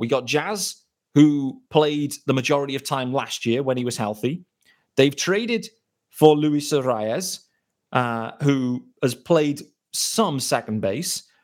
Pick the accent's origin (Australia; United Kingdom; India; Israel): United Kingdom; As a British fan